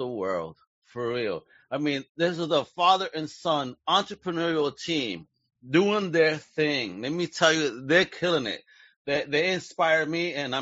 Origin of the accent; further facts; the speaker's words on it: New York City, New York, United States; I grew up in Brooklyn, in Greenpoint